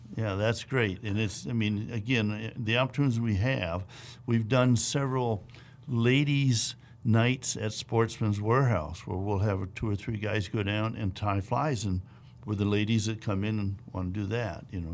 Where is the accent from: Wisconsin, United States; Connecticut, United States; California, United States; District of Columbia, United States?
Wisconsin, United States; moved away; I grew up in the Midwest, in Wisconsin